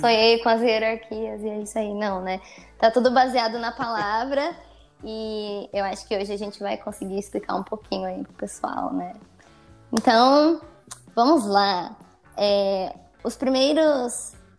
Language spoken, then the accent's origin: Portuguese; Santo André, São Paulo, Brazil; eu venho de Santo André, São Paulo.